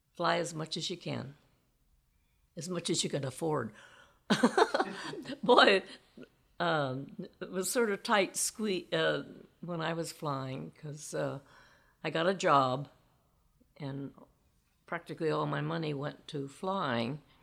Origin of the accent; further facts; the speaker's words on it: Indiana, United States; In Indiana, on a farm way out in the country.